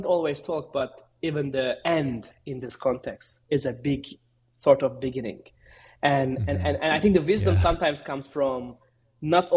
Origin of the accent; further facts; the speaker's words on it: Istanbul, Turkey; I'm originally from Istanbul, Turkey